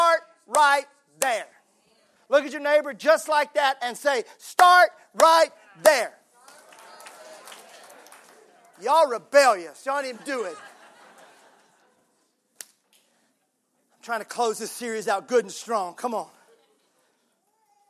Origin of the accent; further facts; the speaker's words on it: Mississippi, United States; now in Tennessee, United States; I'm from Mississippi.